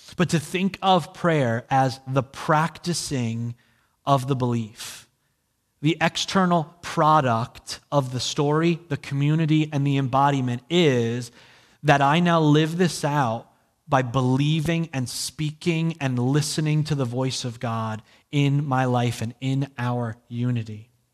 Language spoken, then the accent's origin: English; New Jersey, United States; I'm from New Jersey